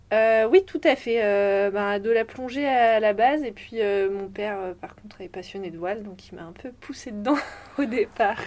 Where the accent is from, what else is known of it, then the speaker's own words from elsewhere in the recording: Brest, Brittany, France; also born or lived in Les Sables-d'Olonne; je suis née à Brest, je suis brestoise. Euh, j'y ai passé toute mon enfance et même un peu plus